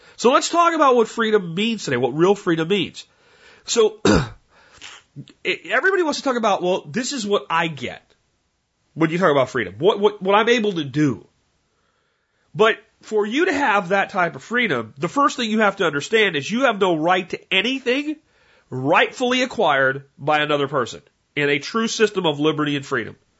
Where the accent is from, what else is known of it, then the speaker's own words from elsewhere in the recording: United States; you have this pride in being an American.